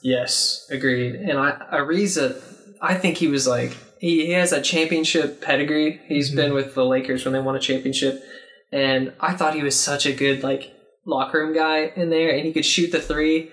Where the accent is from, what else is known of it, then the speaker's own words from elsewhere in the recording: Arlington, Texas, United States; I'm from Arlington, oh. Texas, near Dallas